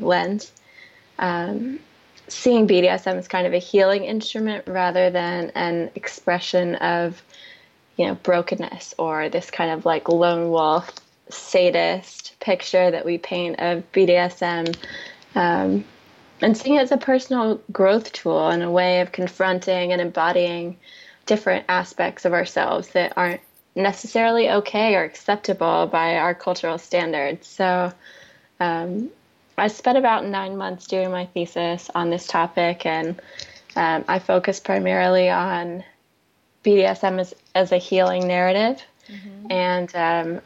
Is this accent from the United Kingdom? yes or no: no; North Carolina, United States; moved away as an adult; now in California, United States; I grew up in North Carolina, and it was a really big move to California